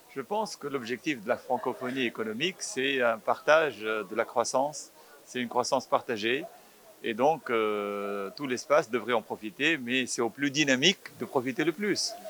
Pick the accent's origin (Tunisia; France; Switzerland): Tunisia; first language Arabic; French is a second language; je suis tunisien